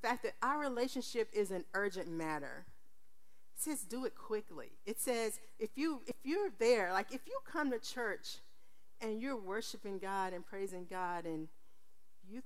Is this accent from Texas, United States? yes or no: yes; Texas, United States; I'm from Texas.